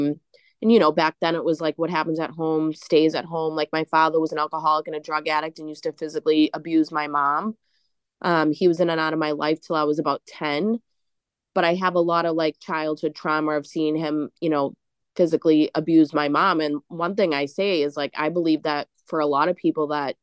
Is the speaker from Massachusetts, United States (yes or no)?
yes; Boston, Massachusetts, United States; growing up in Charlestown, we had to have like this kill or be killed attitude